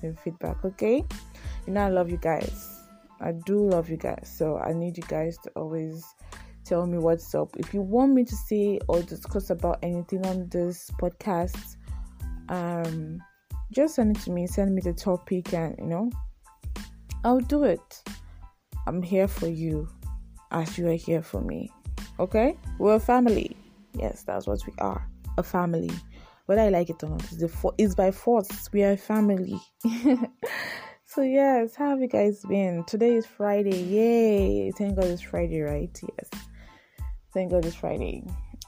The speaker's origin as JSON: {"language": "English", "country": "Nigeria", "said": "I'm a Nigerian. Yes, I'm a Nigerian living in Nigeria"}